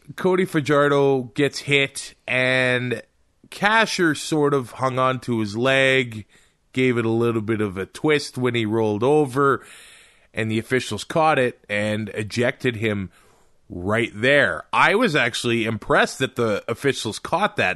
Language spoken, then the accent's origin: English; Canada; as a Canadian